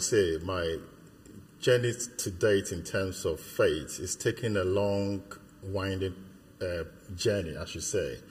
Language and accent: English; Ghana; now in United Kingdom; I was born in Ghana. I, I, lived in Ghana my childhood in Ghana, but at this moment, I'll probably say I've lived more years in the UK than in Ghana.